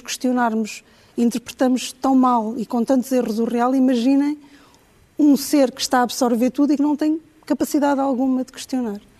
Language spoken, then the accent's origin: Portuguese; Angola; pessoas com Uh, experiências uh, disruptoras, como por exemplo o meu caso, que vim de Angola, que tive acidentes, etc., marcam sempre um antes e um depois.